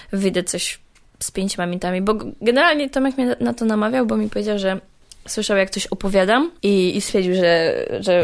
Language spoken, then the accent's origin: Polish; Częstochowa, Silesian Voivodeship, Poland; Z Częstochowy